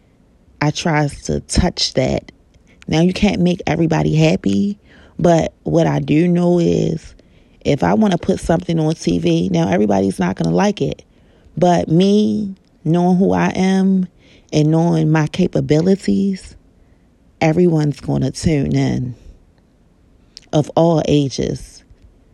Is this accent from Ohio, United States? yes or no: no; Baltimore, Maryland, United States; I know that I'm from Baltimore, Maryland